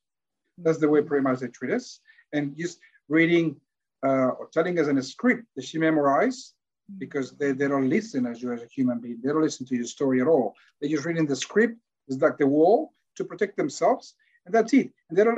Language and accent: English; Australia; I come from Victoria, I come from the North Territory, but we're Australians.